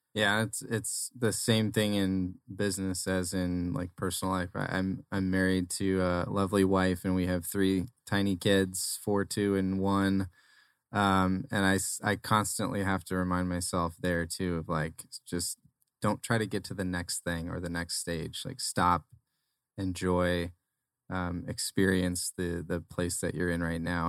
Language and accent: English; Arizona, United States; also born or lived in Nebraska; so born in Nebraska, raised in Arizona, though, so I'm, I'm almost an Arizona native